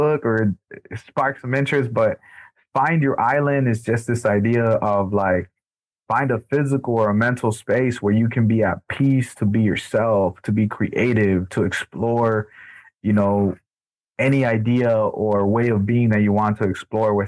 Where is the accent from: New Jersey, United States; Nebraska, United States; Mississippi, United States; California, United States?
California, United States; Los Angeles; born or raised there; also born or lived in El Salvador